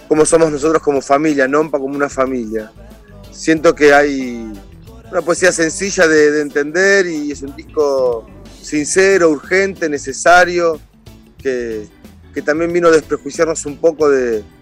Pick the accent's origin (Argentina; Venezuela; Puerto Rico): Argentina; yo soy más argentino que el dulce de leche.